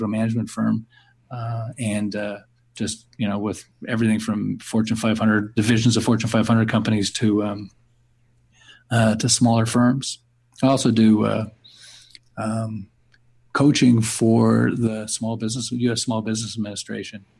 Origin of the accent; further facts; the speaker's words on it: Montreal, Quebec, Canada; now in Southern California, United States; I'm originally from Montreal. So Canadians, eh? But I live in Southern California now